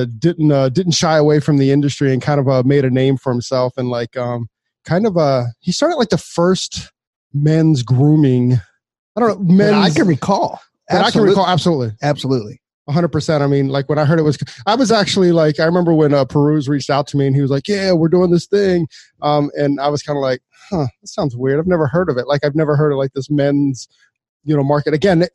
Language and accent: English; Montgomery County, Maryland, United States; we grew up in Montgomery County. I grew up in Montgomery County as well. Like I grew up between like Silver Spring and Gaithersburg.